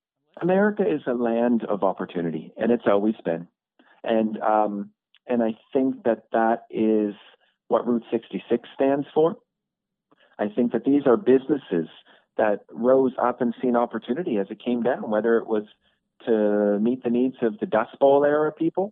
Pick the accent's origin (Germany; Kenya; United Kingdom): Kenya; also born or lived in Canada; so yes, we're from Africa, but I've also grown up a bit in Canada too. So, you know, I've grown up in Canada and in Kenya.